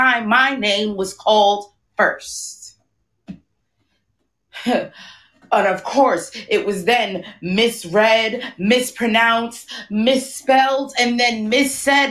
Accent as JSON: {"language": "English", "town": "New York City", "region": "New York", "country": "United States", "lives_now": "Brooklyn, United States", "said": "I am from Queens, but I currently live in Brooklyn"}